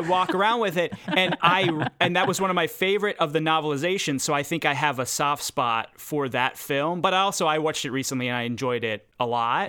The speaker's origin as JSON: {"language": "English", "town": "Pittsburgh", "region": "Pennsylvania", "country": "United States", "moved": "yes", "said": "I'm from Pittsburgh originally"}